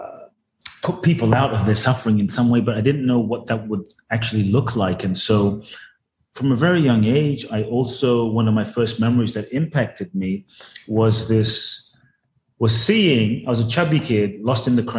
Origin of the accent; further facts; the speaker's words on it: London, United Kingdom; moved away as an adult; also born or lived in Ghana / Los Angeles, United States; now in Miami, United States; I was born in Ghana, West Africa. My father's from Ghana. My mother's Japanese. I grew up in London from the age of 3 to 18, then from 18 to now, Los Angeles pretty much, and now Miami, so the U.S.